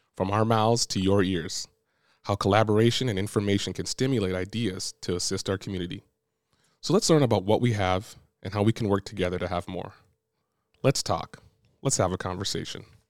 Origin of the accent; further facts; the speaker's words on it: Brampton, Ontario, Canada; moved away as an adult; now in Windsor, Canada; I'm from Brampton too